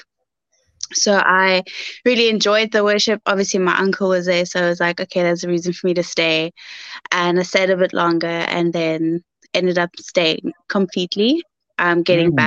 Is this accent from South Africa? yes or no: yes; Cape Town, Western Cape, South Africa; also born or lived in Goodwood / Bredasdorp; So I'm a Cape Townian, born and bred. I was born in Mullerton Mediclinic, but I was raised in Goodwood most of my life until I went to high school, where I went to Bredasdorp